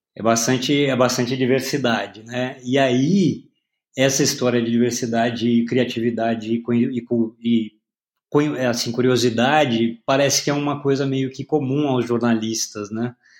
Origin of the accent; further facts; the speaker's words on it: Paraná, Brazil; now in São Paulo, Brazil; Eu nasci no Paraná.